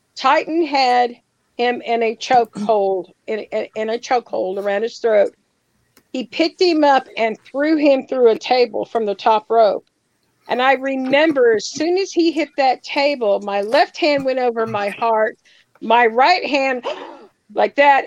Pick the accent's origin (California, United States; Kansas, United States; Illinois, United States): Kansas, United States; moved away; I'm from Kansas originally, so I was not very far from Kansas City